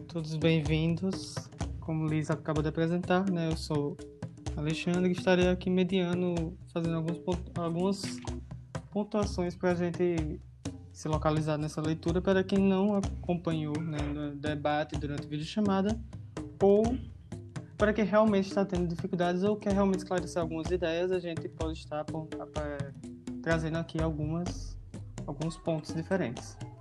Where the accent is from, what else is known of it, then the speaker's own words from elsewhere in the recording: Bahia, Brazil; a gente mesmo sendo baiano